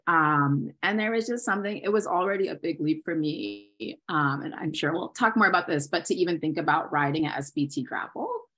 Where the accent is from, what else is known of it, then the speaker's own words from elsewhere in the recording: Maryland, United States; I'm from Maryland from the suburbs.